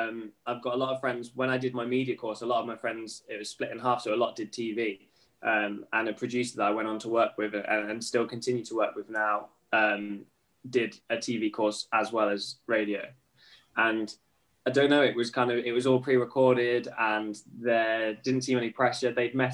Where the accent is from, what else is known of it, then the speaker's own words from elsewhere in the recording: Norwich, East of England, United Kingdom; And obviously was lucky enough to start in my hometown of Norwich.